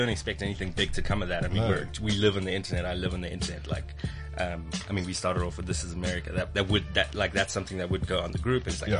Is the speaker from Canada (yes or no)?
no; South Africa; because we're South African.